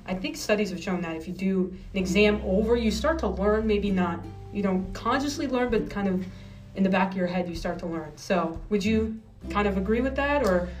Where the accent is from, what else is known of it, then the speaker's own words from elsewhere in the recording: New Jersey, United States; also born or lived in New Hampshire; I'm originally from New Jersey.